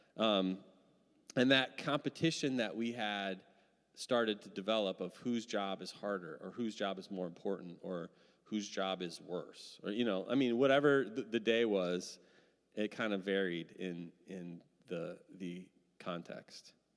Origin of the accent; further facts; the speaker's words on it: Midwest, United States; now in Seattle, United States; I'm from the Midwest